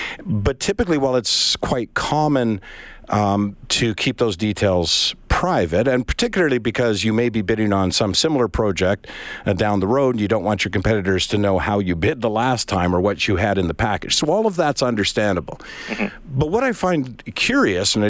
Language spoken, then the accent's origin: English; Edmonton, Alberta, Canada; as Edmontonian